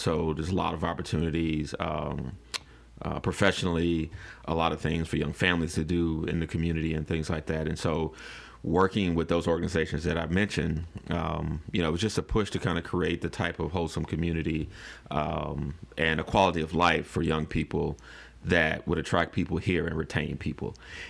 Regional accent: Baton Rouge, Louisiana, United States; moved away as an adult; also born or lived in Dallas, Texas / Alexandria, Louisiana; So I'm originally from Baton Rouge. I grew up in the Glen Oaks community, attended high school there, graduated from Southern University in electrical engineering. After graduation, I moved to Dallas, Texas

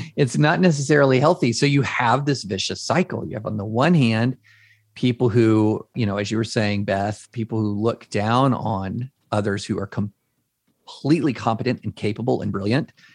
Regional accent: Georgetown, Kentucky, United States; moved away as an adult; also born or lived in Opelika, Alabama / Nashville, Tennessee; I grew up in Georgetown, Kentucky.

